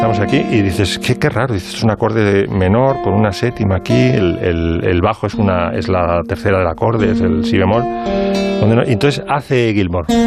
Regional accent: Pozuelo de Alarcón, Community of Madrid, Spain; porque como soy de Pozuelo

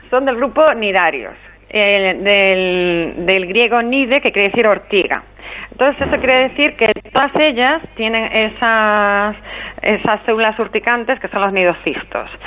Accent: Galicia, Spain; now in Cádiz, Spain; yo soy gallega, pero aquí en Cádiz se comen las anémonas

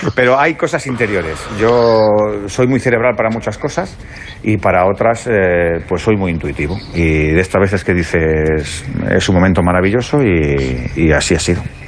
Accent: Madrid, Community of Madrid, Spain; soy de Madrid, soy vallecano, vivo en Vallecas

